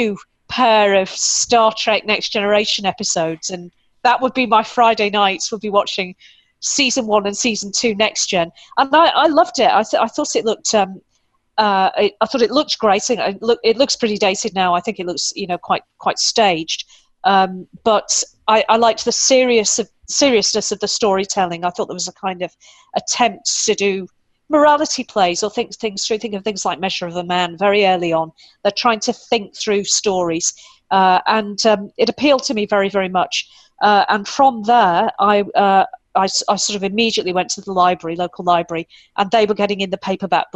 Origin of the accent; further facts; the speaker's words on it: United Kingdom; being British, if people haven't worked that out yet, I am indeed British